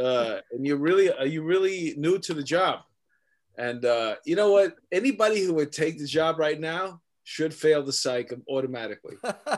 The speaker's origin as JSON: {"language": "English", "town": "New York City", "region": "New York", "country": "United States", "tie": "born or raised there", "said": "I grew up my whole life in that apartment."}